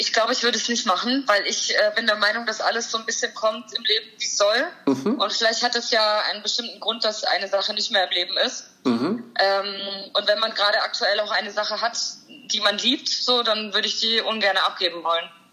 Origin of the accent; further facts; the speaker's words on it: Heilbronn, Baden-Württemberg, Germany; Ich bin aus Heilbronn. Das ist in Baden-Württemberg in der Nähe von Stuttgart. Mhm. Da bin ich geboren, da wohne ich auch immer noch.